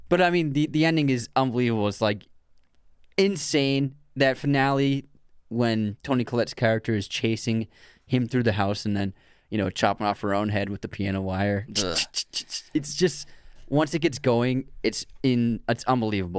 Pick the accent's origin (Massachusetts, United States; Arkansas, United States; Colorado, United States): Massachusetts, United States; we grew up in Massachusetts